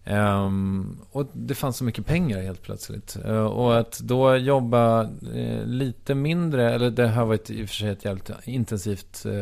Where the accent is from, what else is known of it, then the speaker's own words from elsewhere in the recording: Strängnäs, Södermanland, Sweden; moved away; Jag kommer från Strängnäs, mm. som ligger åtta mil ungefär mm. äh, väster om Stockholm.